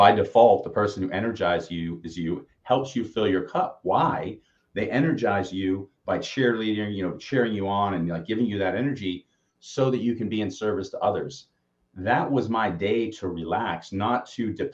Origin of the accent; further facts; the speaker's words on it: Austin, Texas, United States; I'm from Austin